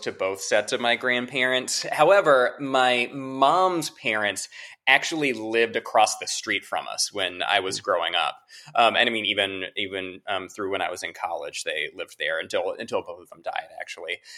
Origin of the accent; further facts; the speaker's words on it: Greensboro, North Carolina, United States; moved away as an adult; now in New Orleans, United States; I grew up in Greensboro